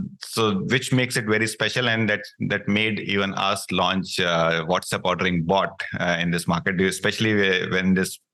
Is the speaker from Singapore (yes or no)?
no; India; moved away as an adult; I come from India, where in India also I was part of Domino's Pizza India